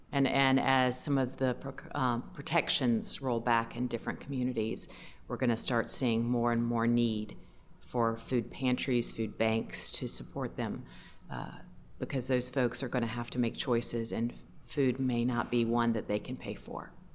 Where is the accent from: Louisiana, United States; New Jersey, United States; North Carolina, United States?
North Carolina, United States; Raleigh; I'm from Raleigh, so I've seen a lot of hurricanes over the years